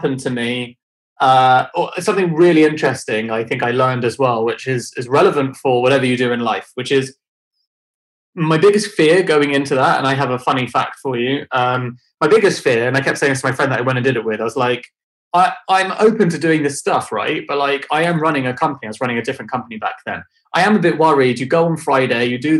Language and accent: English; London, United Kingdom; I grew up in London